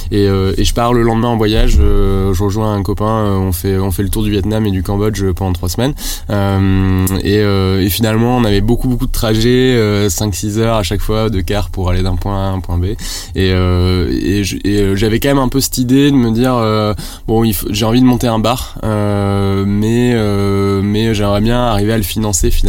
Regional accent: Toulouse, Occitania, France; also born or lived in Rouen / Lille / Paris; j'ai 30 ans, je suis, euh, je suis marié, euh, je suis toulousain, né à Toulouse, j'ai fait quasiment toutes mes études à Toulouse, sauf mon master je suis parti à Rouen pendant 3 ans

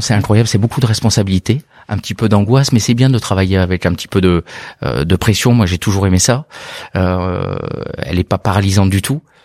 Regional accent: Bordeaux, Nouvelle-Aquitaine, France; je suis né à Bordeaux, pas du tout issu du monde du vin, mais originaire de Bordeaux, amoureux de la région

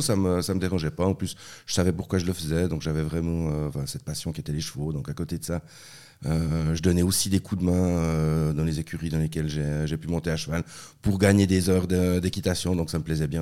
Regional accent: La Tour-de-Peilz, Vaud, Switzerland; first language French; also born or lived in Basel / Bern; c'est là-bas que je suis né, et puis après ils sont euh, rentrés en Suisse romande, et j'ai grandi à la Tour de Paix

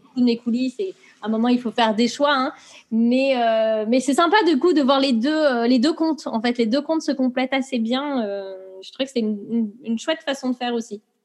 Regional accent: Brittany, France; moved away as an adult; also born or lived in Montreal, Canada; now in England, United Kingdom; je suis une bretonne

